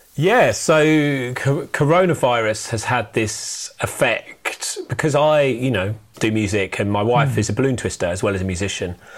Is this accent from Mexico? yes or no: no; United Kingdom; We are British.